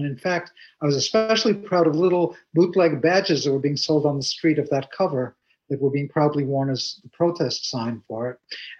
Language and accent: English; New York, United States; I'm a New Yorker